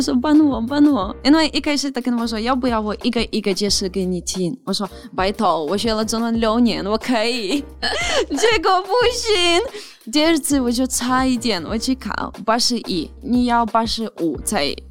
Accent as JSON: {"language": "Chinese", "country": "Ukraine", "tie": "born or raised there", "second_language": "Chinese", "moved": "as an adult", "lives_now": "Taiwan", "said": "我从小到大，从来没看过有外国人来乌克兰，因为乌克兰只有一个民族"}